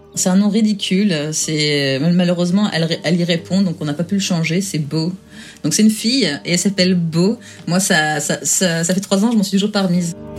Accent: France; now in England; Je suis française

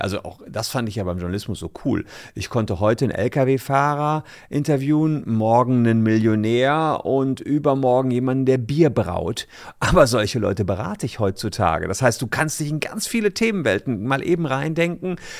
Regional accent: Gevelsberg, North Rhine-Westphalia, Germany; moved away as an adult; now in Cologne, Germany; in meiner Heimatstadt Gefelsberg, das ist dabei Ennepetal, Wuppertal, im Ruhrport im weitesten Sinne, seit ich 15 war

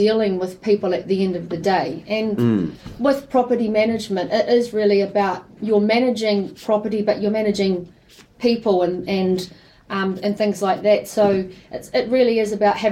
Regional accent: Christchurch, Canterbury, New Zealand; moved away as an adult; also born or lived in Auckland / United Kingdom; now in Bay of Plenty, New Zealand; I grew up in Christchurch, in the South Island there, and a family of four.

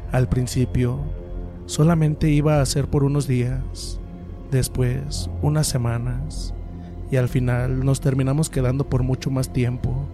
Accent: Guadalajara, Jalisco, Mexico; Soy originario de Guadalajara Nací y crecí ahí, pero la familia de mi mamá es del estado de Guerrero.

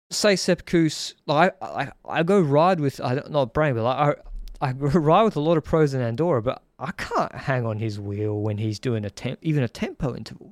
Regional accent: Brisbane, Queensland, Australia; now in Sydney, Australia; I'm from Brisbane, on the Gold Coast.

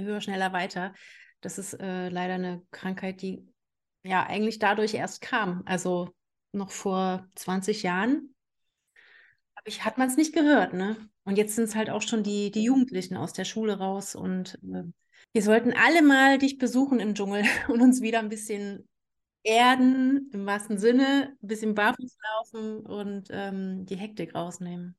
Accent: Saxony-Anhalt, Germany; also born or lived in Canary Islands; now in Saxony, Germany; ich bin ja gebürtig aus Sachsen-Anhalt

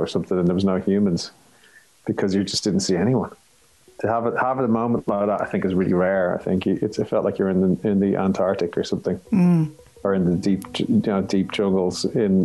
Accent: Ireland

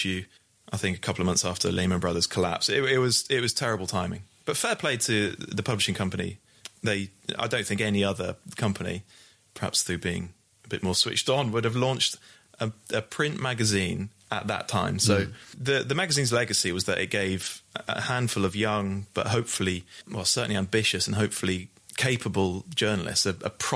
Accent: Bristol, South West England, United Kingdom; I'm a Bristol boy. I'm from Bristol.

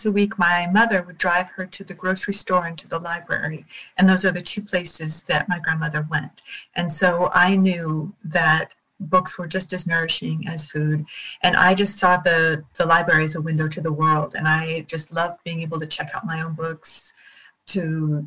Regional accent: Montana, United States; now in France; when I was growing up in a town of 2,000

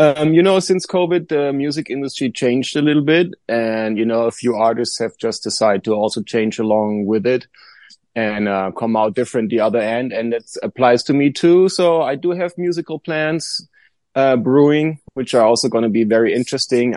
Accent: Germany; now in Joshua Tree, United States; when I was very young, I went to the garden store at my hometown in Germany

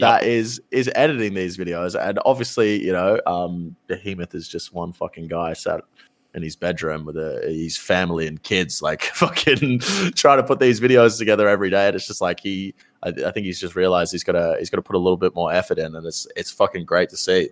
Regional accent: Australia; us both being Australian creators

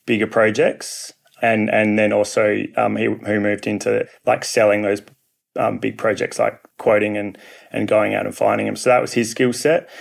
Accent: Perth, Western Australia, Australia; I'm from Perth, Western Australia

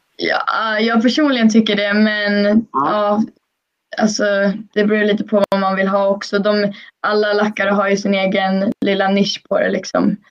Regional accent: Sweden; hemma i Sverige

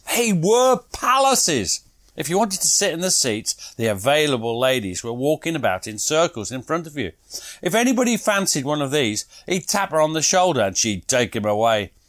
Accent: United Kingdom; we're British

